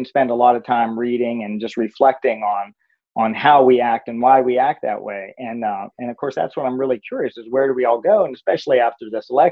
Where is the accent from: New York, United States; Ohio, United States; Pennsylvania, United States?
Pennsylvania, United States; moved away as an adult; I grew up in Pennsylvania